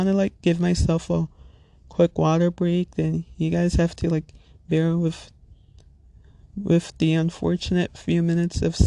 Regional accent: Little Ferry, New Jersey, United States; I'm from Little Ferry, New Jersey, which if you're not familiar with, it's in Bergen County, neighboring town between Hackensack and Teaneck

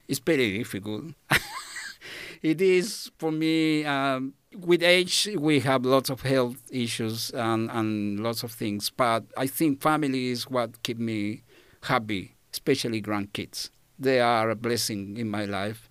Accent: Chile; English is a second language; moved away as an adult; now in Australia; I come from Chile, so country in South America

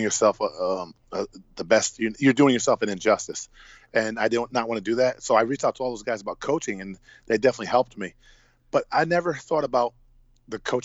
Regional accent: Hamden, Connecticut, United States; get back and coach in my hometown

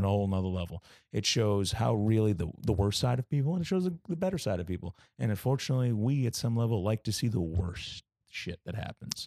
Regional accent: Boston, Massachusetts, United States; moved away; also born or lived in New York; I, uh, was born and raised in Boston, Massachusetts

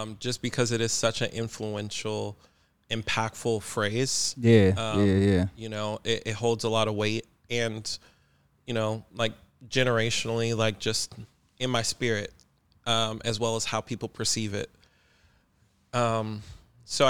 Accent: Las Vegas, Nevada, United States; moved away as an adult; now in Portland, United States; Born and raised in Las Vegas, moved to Portland 3 years ago

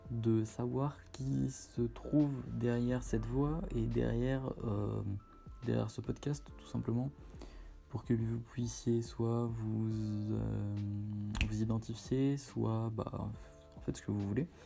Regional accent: Portugal; j'ai fait le Portugal, étant donné que je suis portugais, euh, j'ai fait pas mal d'été au Portugal.

